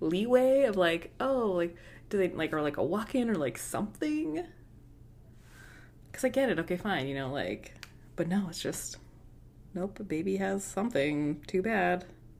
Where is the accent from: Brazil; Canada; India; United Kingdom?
Canada; For anyone who listening who doesn't know, we are Canadian.